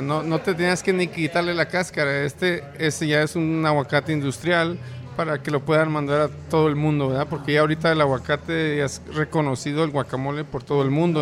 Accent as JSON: {"language": "Spanish", "country": "Mexico", "tie": "born or raised there", "moved": "yes", "lives_now": "Denver, United States"}